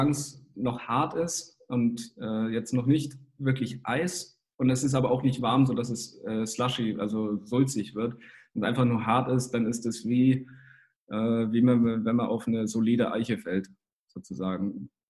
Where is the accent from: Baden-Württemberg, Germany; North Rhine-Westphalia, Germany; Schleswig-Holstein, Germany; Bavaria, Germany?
Bavaria, Germany; Kempten; also ich komme ja aus dem Allgäu, aus Kempten